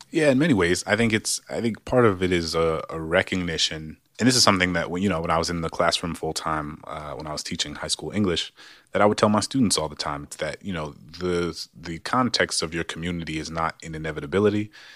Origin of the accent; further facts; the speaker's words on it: New Orleans, Louisiana, United States; moved away; also born or lived in Maryland; growing up in New Orleans public schools